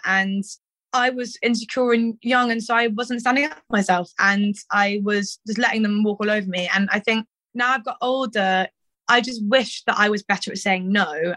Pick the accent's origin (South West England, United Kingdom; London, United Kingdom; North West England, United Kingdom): South West England, United Kingdom; Cirencester; also born or lived in Stroud; I'm from bloody Cirencester